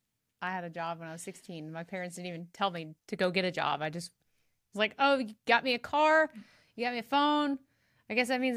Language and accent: English; Birmingham, Alabama, United States; good people in Birmingham, my hometown.